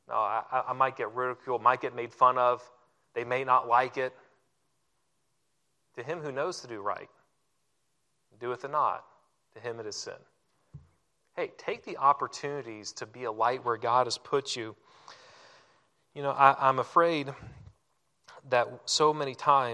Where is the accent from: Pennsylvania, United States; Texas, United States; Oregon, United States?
Oregon, United States; now in Florida, United States; I'm actually not from the South. I'm from the great-ish state of Oregon.